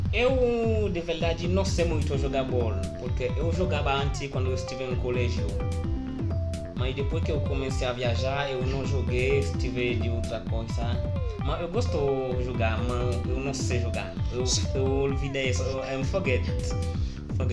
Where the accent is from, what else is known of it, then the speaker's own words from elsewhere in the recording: Haiti; Portuguese is a second language; now in Brazil; je suis d'Haïti